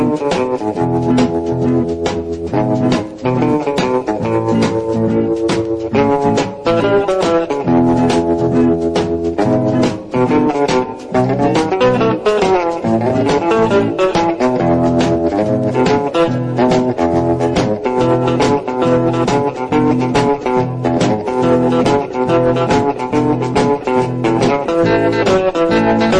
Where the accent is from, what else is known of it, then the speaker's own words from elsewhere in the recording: New York City, New York, United States; a teenager growing up in New York City.